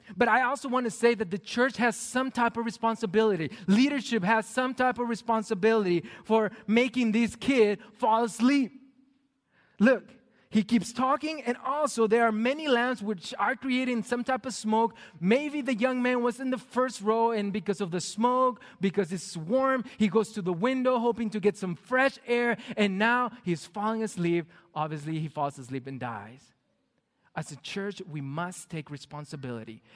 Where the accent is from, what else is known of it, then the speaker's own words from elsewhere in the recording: Mexico; moved away; Growing up in Mexico as a pastor's kid, I was required to go to most of the church services